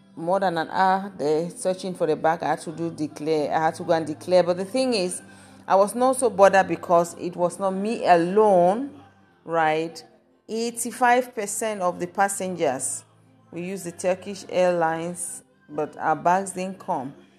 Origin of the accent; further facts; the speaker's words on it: Kumba, Southwest Region, Cameroon; now in Germany; I'm from Cameroon. So God's, God sent me to Cameroon to my home city, Kumba.